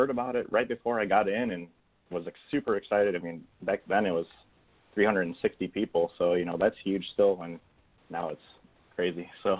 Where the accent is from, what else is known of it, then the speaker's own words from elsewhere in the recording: Northern Illinois, United States; I'm from Northern Illinois.